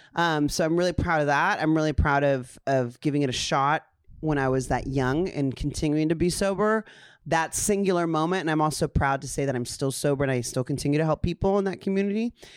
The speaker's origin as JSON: {"language": "English", "town": "Ontario", "region": "California", "country": "United States", "tie": "born or raised there", "said": "growing up in Ontario, California."}